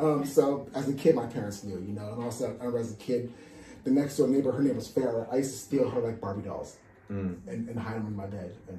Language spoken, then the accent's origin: English; New Jersey, United States; Like in the 80s where I grew up outside of Manhattan in New Jersey